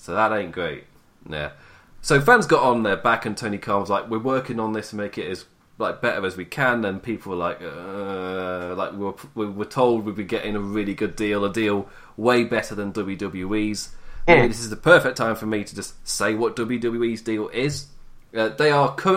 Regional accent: England, United Kingdom; I am English.

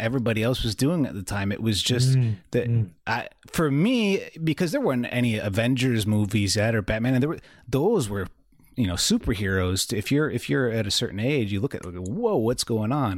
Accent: New York, United States; also born or lived in Schenectady / Albany; I lived in the Northeast growing up. I grew up in New York. That's the headquarters. So in certain areas, especially, so I lived in Schenectady, Albany

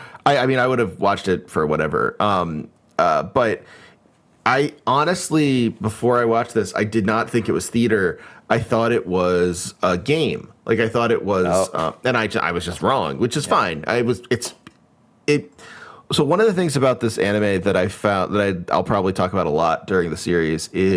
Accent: United States; As an American

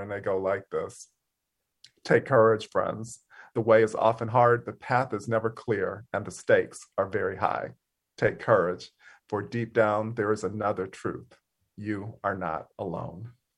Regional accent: Mississippi, United States; moved away as an adult; being from Mississippi

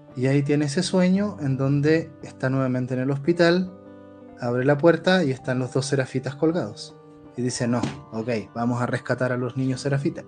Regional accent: Chile; yo vengo de, un país que acaba de tener un proceso de polarización total

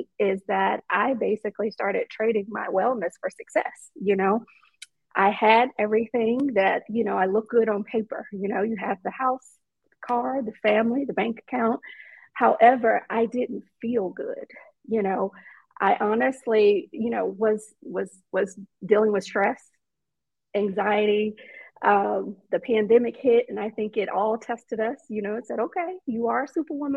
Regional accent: Atlanta, Georgia, United States; I'm from Atlanta, born and raised

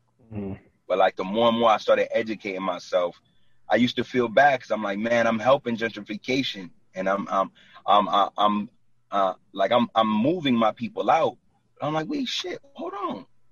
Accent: Brooklyn, New York, United States; now in New Jersey, United States; Yo, I was born and raised in Brooklyn. Like, and I live in Jersey for the last 9 years.

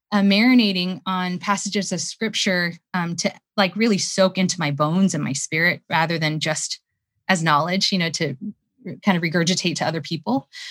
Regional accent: United States; I'm Korean American.

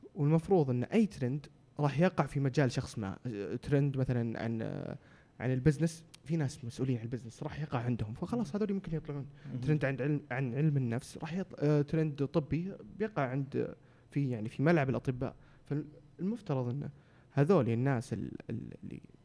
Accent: Saudi Arabia; عندنا في السعوديه

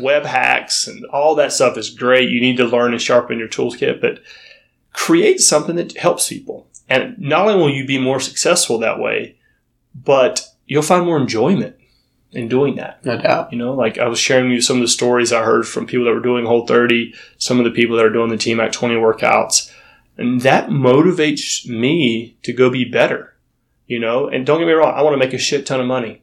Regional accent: North Florida, United States; now in Los Angeles, United States; I'm from North Florida

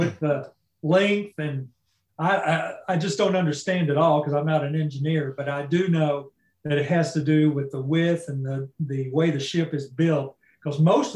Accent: Madisonville, Kentucky, United States; I'm from Western Kentucky. Madisonville, Kentucky's the town. I actually grew up in the country, and four houses down from where I grew up is a cemetery

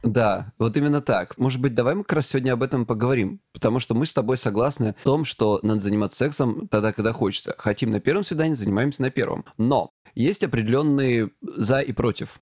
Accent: Krasnodar Krai, Russia; я с Кубани

